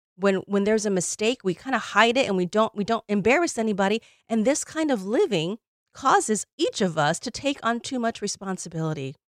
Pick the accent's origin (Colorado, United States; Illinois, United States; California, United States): Illinois, United States; moved away; we went to Illinois, my hometown